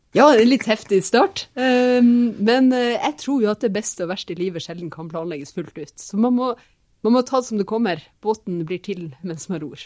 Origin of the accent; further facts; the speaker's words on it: Finnmark, Norway; jeg vokste opp i, i Finnmark